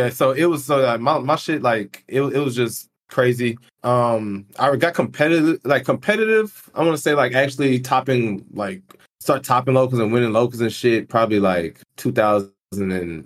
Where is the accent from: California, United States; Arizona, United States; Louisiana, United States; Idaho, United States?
Louisiana, United States; New Orleans; moved away; I'm from New Orleans